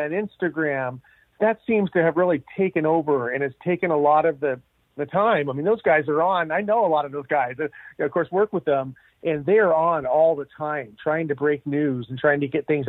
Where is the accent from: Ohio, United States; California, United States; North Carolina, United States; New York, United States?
California, United States; Santa Maria; growing up on the Central Coast in Santa Maria, in California